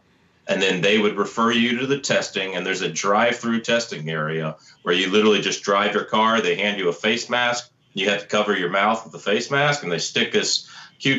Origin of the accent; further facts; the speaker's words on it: Georgia, United States; I grew up in Georgia